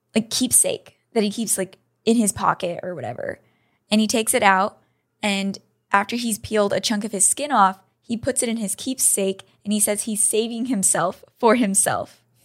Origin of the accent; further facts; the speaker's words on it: United States; I'm an American